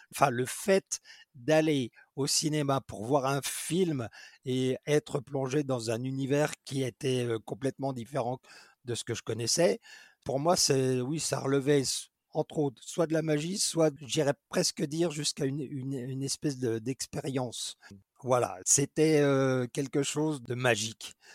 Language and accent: French; Dijon, Bourgogne-Franche-Comté, France; also born or lived in England; je suis originaire de Dijon